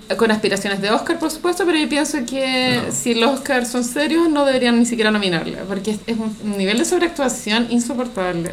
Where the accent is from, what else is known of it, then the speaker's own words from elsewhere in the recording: Santiago, Santiago Metropolitan Region, Chile; no quiero sonar como demasiado santiaguina